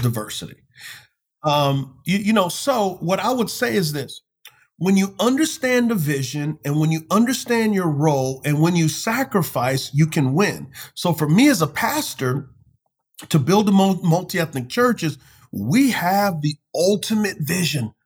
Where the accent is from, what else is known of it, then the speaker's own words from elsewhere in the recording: United States; I love my country. I love being an American